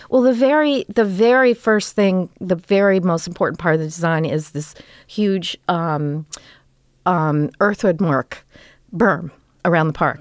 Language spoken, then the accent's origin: English; Los Angeles, California, United States; we grew up in Toluca